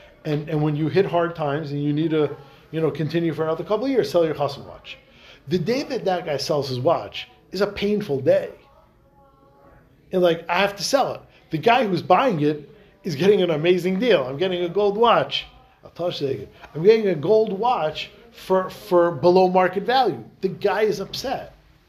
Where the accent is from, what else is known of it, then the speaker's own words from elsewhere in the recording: Hungary; I'm from Hungary.